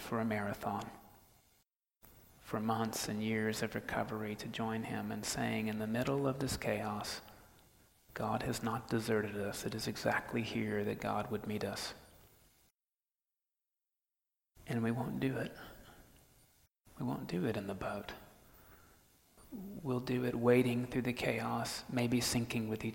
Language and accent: English; Florida, United States; moved away; I grew up in Florida